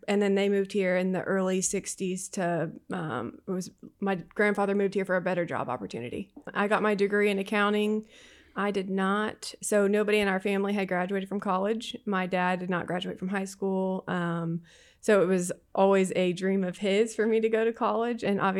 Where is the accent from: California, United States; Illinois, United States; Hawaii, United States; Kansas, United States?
Kansas, United States; now in Houston, United States; So I grew up in a small town in Southeast Kansas. I grew up on a farm.